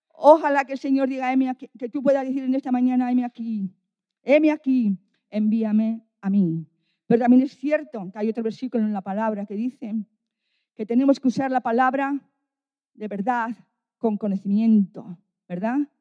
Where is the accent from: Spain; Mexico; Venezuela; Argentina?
Spain; Bilbao, Basque Country; now in Valladolid, Spain; Yo estoy en Valladolid y soy de Bilbao.